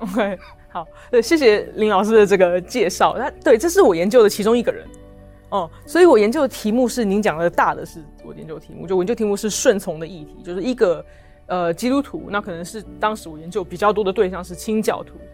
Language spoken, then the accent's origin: Chinese; Taipei, Taiwan; moved away as an adult; also born or lived in Oxford, United Kingdom; 我从小就在台北长大这样子，然后住过台北很多不同的地方，但基本上在台北这个地方，呃，成长。然后我，呃，在一个很小的教会叫做台北行道会